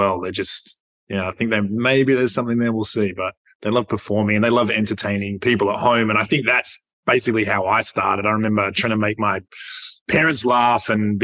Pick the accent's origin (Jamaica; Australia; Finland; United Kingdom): Australia; Perth, Western Australia; Perth born.